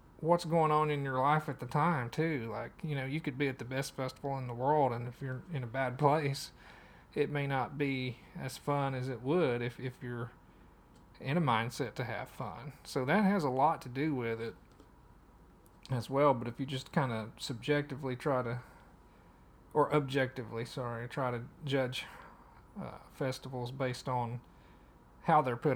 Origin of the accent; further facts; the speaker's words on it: Madisonville, Tennessee, United States; from my hometown, from Madisonville